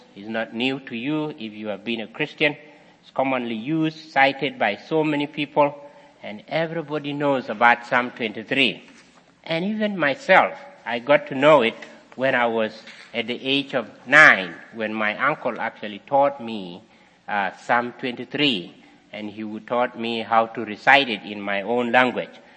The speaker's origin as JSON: {"language": "English", "country": "South Sudan", "tie": "born or raised there", "moved": "yes", "said": "I was also practicing as a shepherd boy also in my country many years ago"}